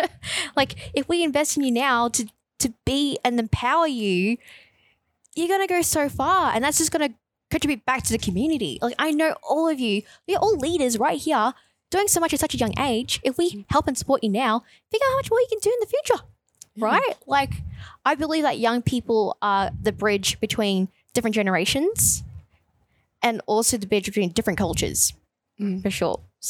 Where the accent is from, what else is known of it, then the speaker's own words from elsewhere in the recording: Brimbank, Victoria, Australia; I guess growing up in Brimbank, being really conscious of the fact that we've always been considered like one of the poorer cousins.